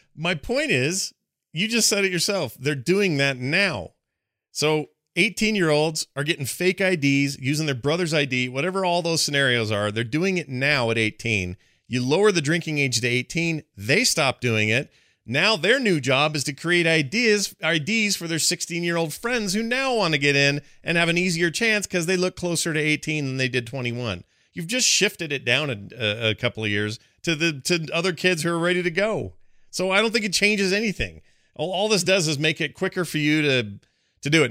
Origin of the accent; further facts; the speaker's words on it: Utah, United States; my home state, which I have a lot of pride